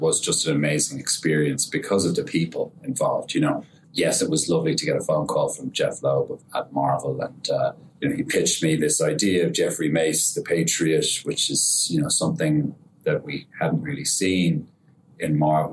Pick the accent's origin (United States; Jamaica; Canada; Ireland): Ireland; I'm Irish